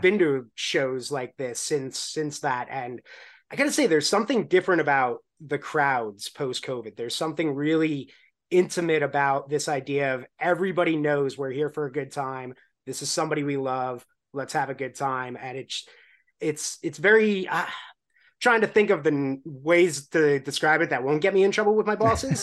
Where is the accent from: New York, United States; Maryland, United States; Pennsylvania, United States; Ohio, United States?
New York, United States; Long Island; I grew up on Long Island